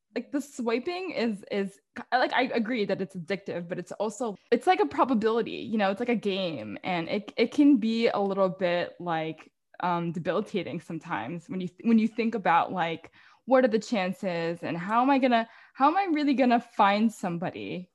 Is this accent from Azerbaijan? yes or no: no; Philippines; now in New York, United States; being a Filipino, like our culture is very like distinct